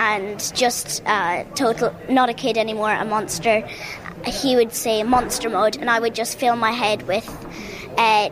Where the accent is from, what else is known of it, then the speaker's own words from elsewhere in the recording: Julianstown, Leinster, Ireland; I'm 10 years old and I'm from Julianstown in County Meath.